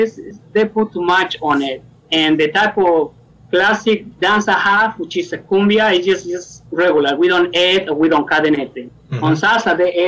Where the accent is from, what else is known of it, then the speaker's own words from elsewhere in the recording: Mexico City, Mexico; English is a second language; now in United States; I'm from Mexico City originally, and our custom is just dance, period.